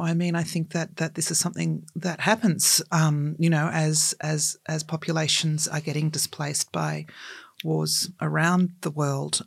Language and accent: English; Australia; We are a colonised country